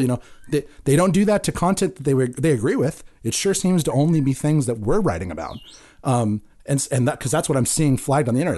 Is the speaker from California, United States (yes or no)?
yes; Santa Cruz, California, United States; growing up in Santa Cruz